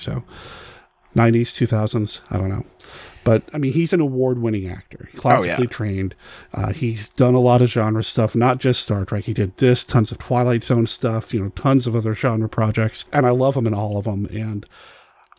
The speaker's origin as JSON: {"language": "English", "region": "Arizona", "country": "United States", "tie": "born or raised there", "moved": "yes", "said": "I was born in Arizona. I've got family in Arizona. And every time I go back to visit Arizona"}